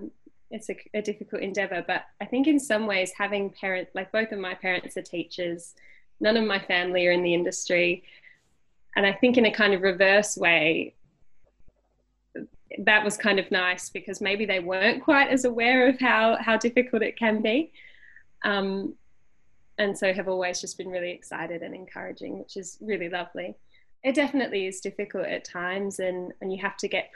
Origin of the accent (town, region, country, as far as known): Tasmania, Australia; born or raised there; moved away as an adult; also born or lived in Sydney